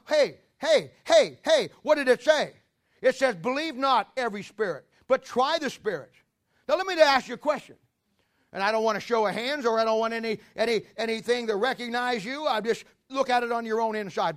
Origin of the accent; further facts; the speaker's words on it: Ohio, United States; now in Kansas City, United States; I'm a Midwestern boy. Even before I lived here, I'm from Ohio.